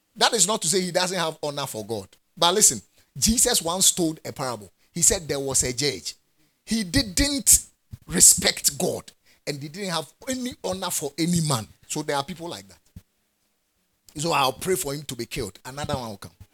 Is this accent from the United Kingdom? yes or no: no; Ghana; I'm a Ghanaian and I'm in Ghana. And I'm a Ghanaian